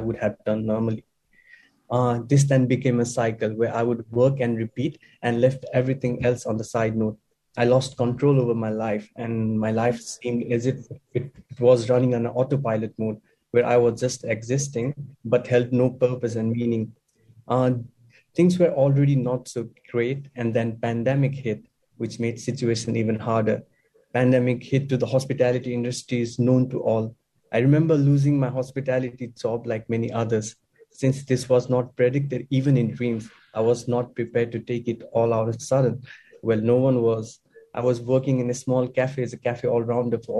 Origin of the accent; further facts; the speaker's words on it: Nepal; moved away as an adult; now in Australia; I'm a proud follower of Hinduism and a member of Nepalese community here in Australia.